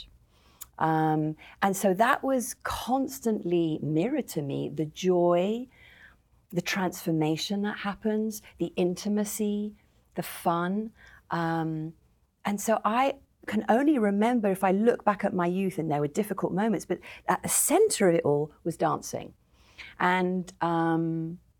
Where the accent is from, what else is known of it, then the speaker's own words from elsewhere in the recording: London, United Kingdom; I grew up in the North London Jewish suburbs